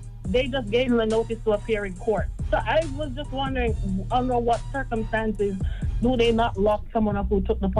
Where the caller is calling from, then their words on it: Florida, United States; I'm calling from Florida.